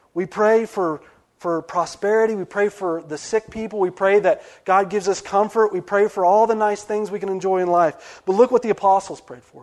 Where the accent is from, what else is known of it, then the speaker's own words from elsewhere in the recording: West Virginia, United States; I'm from West Virginia